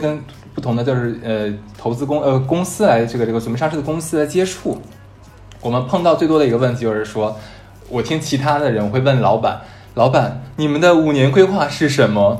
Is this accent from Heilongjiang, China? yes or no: yes; Harbin, Heilongjiang, China; 我是哈尔滨人，然后在非常了不起的某某某大学毕业